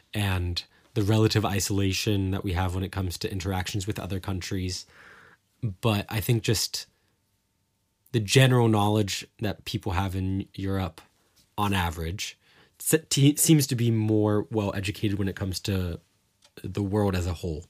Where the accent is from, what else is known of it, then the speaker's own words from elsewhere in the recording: Cincinnati, Ohio, United States; moved away as an adult; now in Germany; growing up in the Cincinnati area or in the Midwest